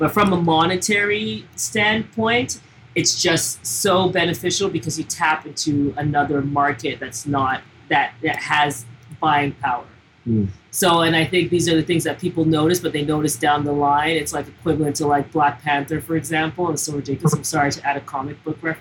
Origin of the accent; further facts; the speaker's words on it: Toronto, Ontario, Canada; now in Montreal, Canada; we're Anglos from Toronto